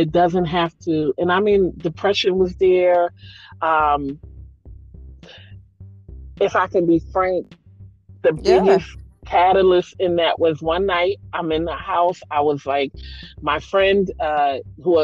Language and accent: English; Philadelphia, Pennsylvania, United States; I'm from Philly